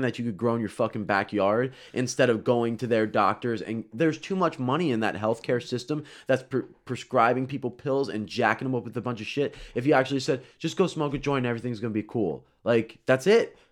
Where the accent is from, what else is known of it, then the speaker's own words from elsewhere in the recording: Florida, United States; I grew up in Florida